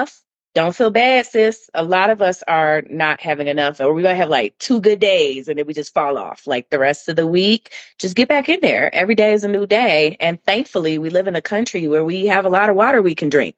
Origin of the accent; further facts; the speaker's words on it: United States; we as American people living in the United States